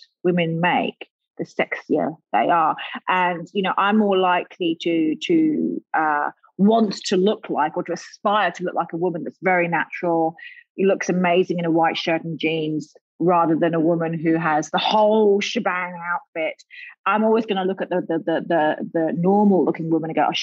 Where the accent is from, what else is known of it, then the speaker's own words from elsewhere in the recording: London, United Kingdom; now in Australia; growing up in London